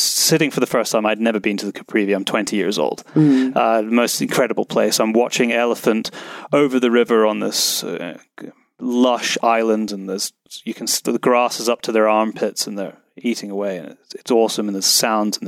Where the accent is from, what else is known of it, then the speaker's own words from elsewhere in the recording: Scotland, United Kingdom; accent: British; Scotland, which is my home country